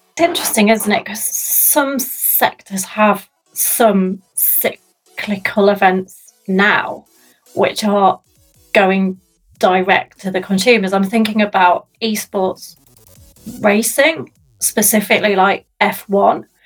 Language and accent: English; Sheffield, Yorkshire and the Humber, United Kingdom; my hometown which i love with a passion